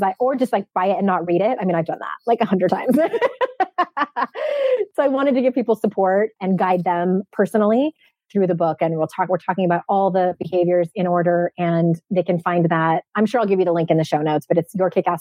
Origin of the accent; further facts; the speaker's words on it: San Diego, California, United States; moved away; my hometown of San Diego